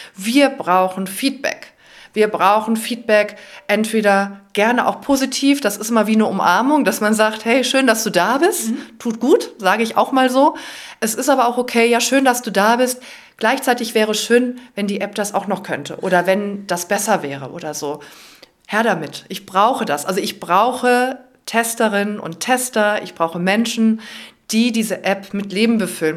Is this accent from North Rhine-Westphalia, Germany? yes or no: yes; Cologne, North Rhine-Westphalia, Germany; als Kölnerin